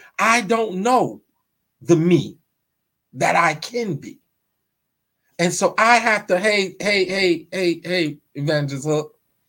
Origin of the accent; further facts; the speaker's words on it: New York, United States; You know, I'm from New York. I didn't know any of these things.